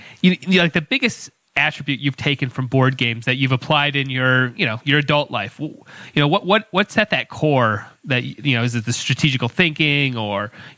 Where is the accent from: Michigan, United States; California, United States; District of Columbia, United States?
Michigan, United States; Monroe; I come from a small farm town. I come from Monroe, Michigan, which is just a little bit north of, like, Toledo.